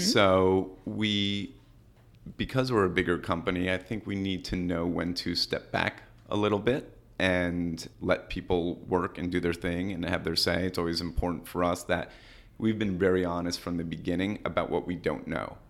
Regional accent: New York City, New York, United States; also born or lived in Madison, Wisconsin; We're both from New York City

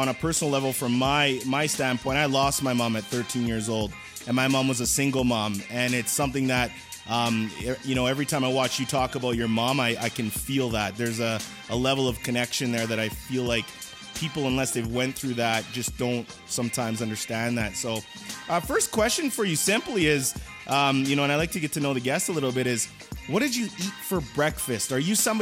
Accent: Edmonton, Alberta, Canada; I'm actually from Edmonton, Alberta, Canada

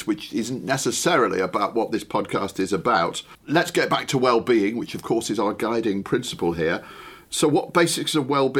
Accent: the north of England, United Kingdom; accent: northern; as a northerner

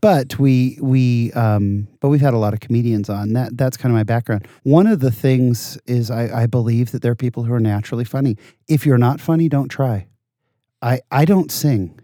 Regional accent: San Jose, California, United States; I was born in Southern California, moved to, uh, the Bay Area, and I, I really grew up in the Bay Area. Grew up in San Jose, California my whole life

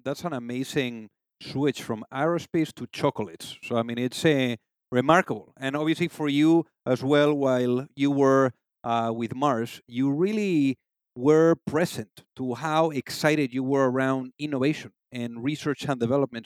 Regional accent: Spain; moved away; am originally from Spain

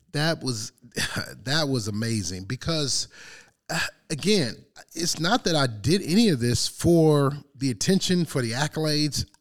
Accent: Detroit, Michigan, United States; growing up in Detroit

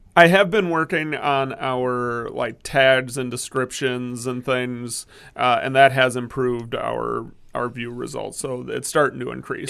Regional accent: Midwest, United States; now in Maryland, United States; I grew up in the Midwest where you are

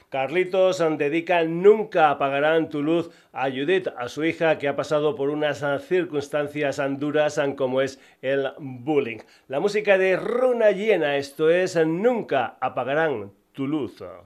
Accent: Burguillos del Cerro, Extremadura, Spain; me encanta meter gente de mi tierra, de Extremadura

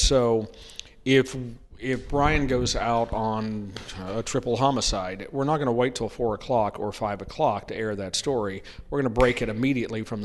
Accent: Oklahoma, United States; moved away; also born or lived in Alameda, California; I was born in California, and we left when I was two or three, and I grew up in Oklahoma.

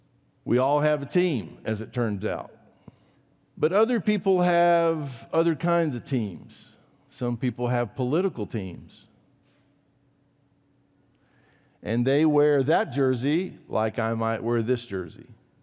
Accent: Brazil; You may or may not know this about me. I grew up in Brazil.

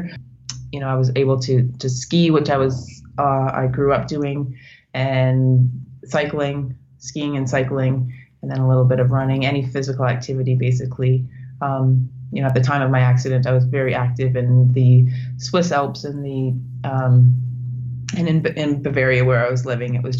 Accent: Northern Ontario, Canada; moved away as an adult; I'm Canadian. I was born in Northern Ontario

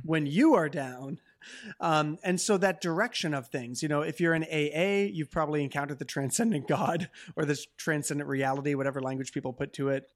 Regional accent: Canada; as a Canadian

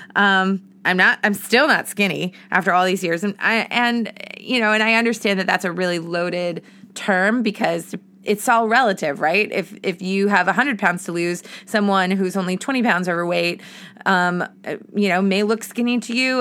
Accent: Massachusetts, United States; moved away as an adult; now in Boston, United States; I moved back to my hometown and then, um, eventually into Boston. So I moved back to Massachusetts

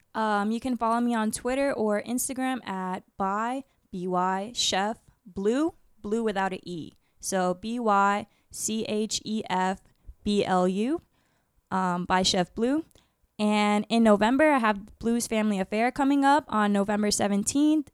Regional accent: Orlando, Florida, United States; also born or lived in Bridgeport, Connecticut; I'm from Bridgeport, Connecticut, but I moved here to Orlando, Florida when I was, like, four, so I kinda just claim Orlando

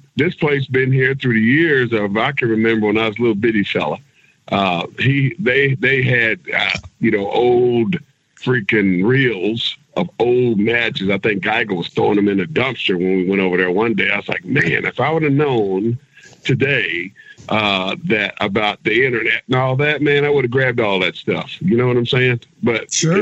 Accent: Kansas City, United States; I'm from Kansas. Uh, you know, I grew up in Kansas City

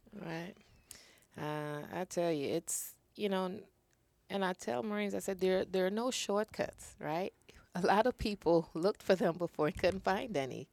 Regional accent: Trinidad & Tobago; now in United States; growing up in Trinidad

